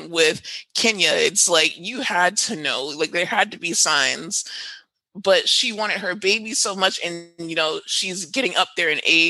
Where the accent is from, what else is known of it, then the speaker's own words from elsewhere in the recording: Trinidad & Tobago; I'm also Trinidadian, so yeah.